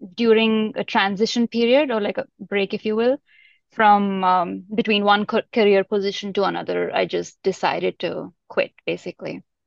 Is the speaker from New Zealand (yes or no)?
no; India; also born or lived in Europe; now in Bay Area, United States; I grew up in India, in a very small town